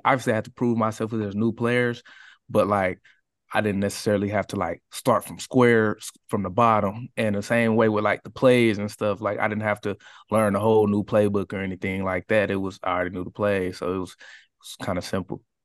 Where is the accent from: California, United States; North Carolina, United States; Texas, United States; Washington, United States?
Texas, United States; Katy; I grew up in the Katy area